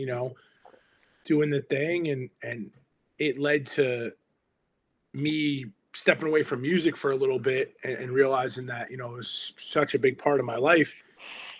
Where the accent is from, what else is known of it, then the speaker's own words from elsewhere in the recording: Hudson County, New Jersey, United States; growing up in Hudson County